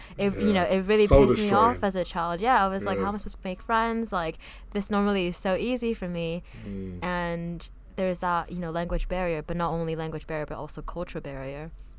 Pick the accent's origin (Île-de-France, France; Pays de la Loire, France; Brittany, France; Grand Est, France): Île-de-France, France; Paris; growing up in Paris, it's always been so diverse.